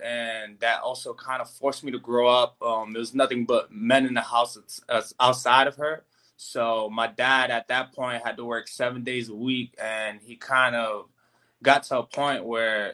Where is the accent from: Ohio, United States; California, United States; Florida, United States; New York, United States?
New York, United States; New York City; growing up in the Bronx